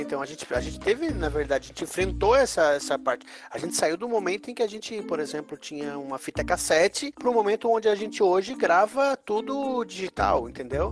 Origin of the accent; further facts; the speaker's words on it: Santa Catarina, Brazil; now in Florianópolis, Brazil; Eu falo de Floripa. Não sou manezinho, mas sou catarinense, barriga verde